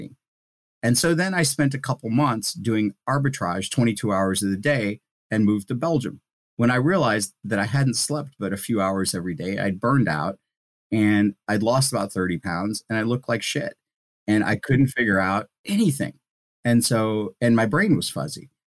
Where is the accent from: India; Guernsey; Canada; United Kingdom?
India; now in United States; So, I'm a first zero generation immigrant. I was born in India.